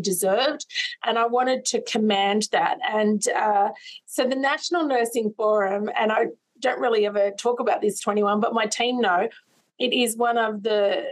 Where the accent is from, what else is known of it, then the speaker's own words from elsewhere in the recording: Sydney, New South Wales, Australia; I grew up in Sydney's West